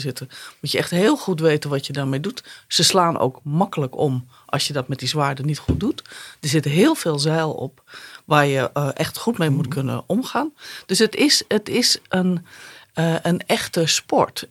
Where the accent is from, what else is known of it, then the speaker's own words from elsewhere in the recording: Sneek, Friesland, Netherlands; moved away; ik ben geboren en getogen in Sneek